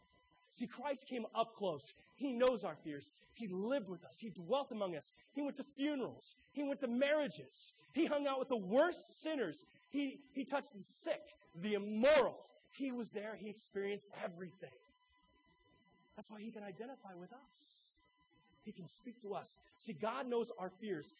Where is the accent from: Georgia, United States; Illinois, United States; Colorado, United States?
Illinois, United States; Arthur; I grew up in Arthur, Illinois, the heart of Illinois Amish country